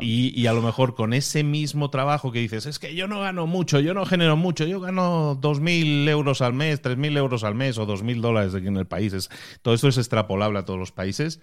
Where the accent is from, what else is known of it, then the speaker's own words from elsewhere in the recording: Barcelona, Catalonia, Spain; moved away as an adult; also born or lived in Galicia; yo soy nacido en Galicia y me crié en Barcelona y luego he emigrado a otro país